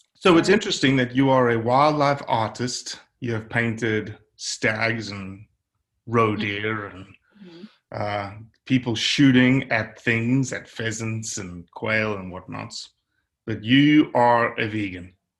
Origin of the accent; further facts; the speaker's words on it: South Africa; now in United States; I'm from South Africa